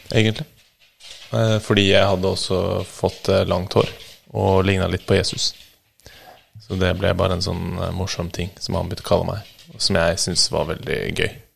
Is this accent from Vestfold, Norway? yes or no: no; Bærum, Akershus, Norway; Jeg vokste opp i Bærum